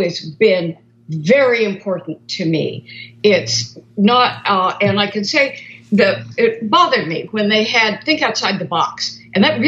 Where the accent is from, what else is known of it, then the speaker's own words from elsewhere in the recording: Portland, Oregon, United States; I grew up in Portland, Oregon. And so I'm a Northwest girl